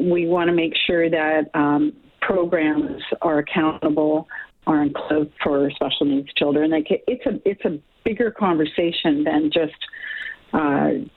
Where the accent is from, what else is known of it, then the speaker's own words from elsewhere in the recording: Canada; as Canadian citizens